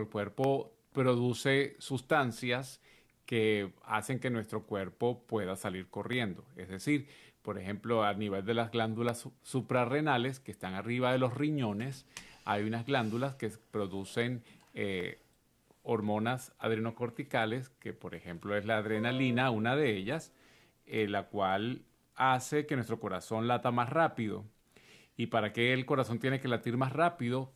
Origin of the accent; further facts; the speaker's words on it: Venezuela; en mi país, en Venezuela